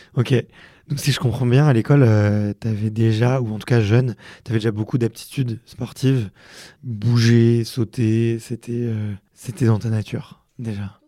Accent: Montreuil, Fontenay-sous-Bois, Ivry-sur-Seine, Île-de-France, France; j'ai grandi à Montreuil et à Fontenay-sous-Bois et à Ivry-sur-Seine

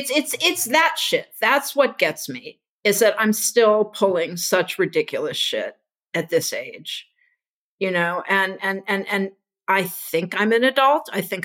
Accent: Houston, Texas, United States; when I was growing up in Houston

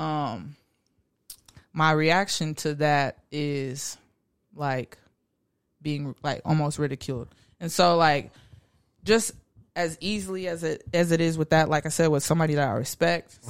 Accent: Garland, Texas, United States; I'm from Garland, Texas.

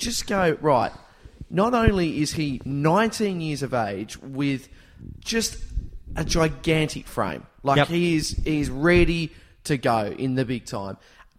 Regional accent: Tasmania, Australia; As we know, I fly the flag very highly for my home state of Tassie

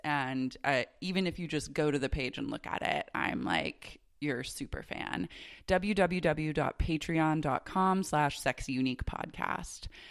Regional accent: Oklahoma City, Oklahoma, United States; I was raised in Oklahoma City

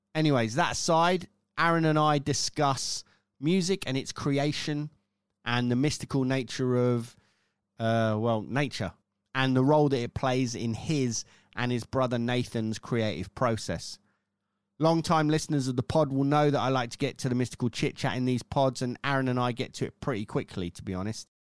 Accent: United Kingdom; me being British

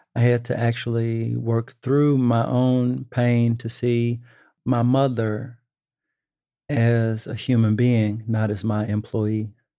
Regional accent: Dallas, Texas, United States; moved away; I'm from Texas

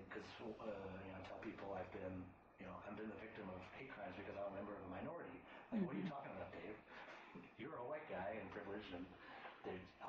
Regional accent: Maine, United States; now in Washington, D.C., United States; whenever I think of home, I think of Maine

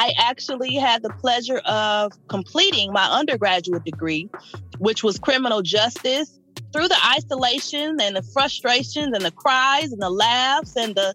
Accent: Toledo, Ohio, United States; moved away as an adult; also born or lived in Cincinnati, Ohio; now in Indiana, United States; I am originally from Toledo, Ohio. I always say Ohio raised me, Indiana pays me

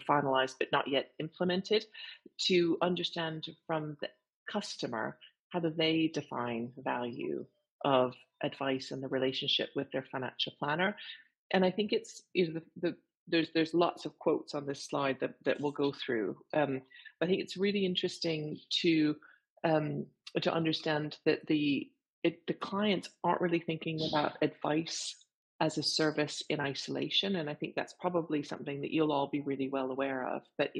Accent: Canada; accent: French Canadian; I'll say it with my French Canadian accent.

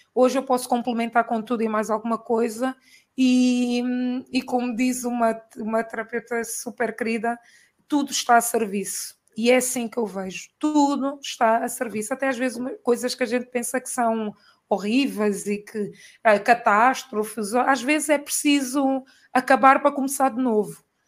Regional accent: Angola; moved away as an adult; also born or lived in Portugal; eu sempre vivi em Angola, né? Sou angolana, fui fazer a faculdade e trabalhei lá e depois vim para cá

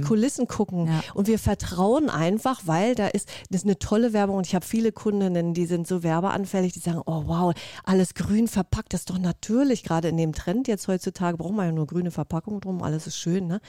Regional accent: Mecklenburg-Vorpommern, Germany; moved away; also born or lived in Berlin; ich komme aus Mecklenburg-Vorpommern, ja von der wunderschönen Ostsee, bin ein Ostseekind

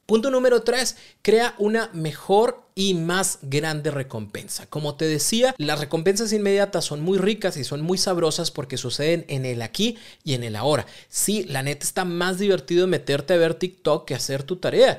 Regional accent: Mexico; Los mexicanos somos buenísimos

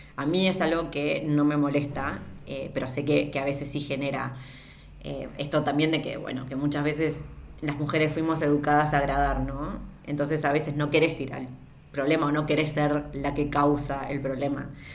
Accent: Argentina; yo siendo argentina

